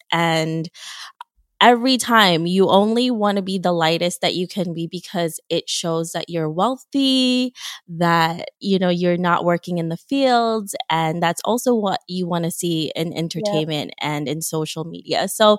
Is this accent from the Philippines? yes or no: yes; Philippines; moved away; I'm from the Philippines and I immigrated from there.